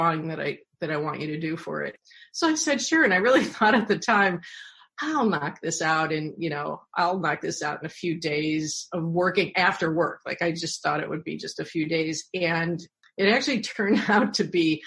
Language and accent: English; Bay Village, Ohio, United States; I grew up in Bay Village, Ohio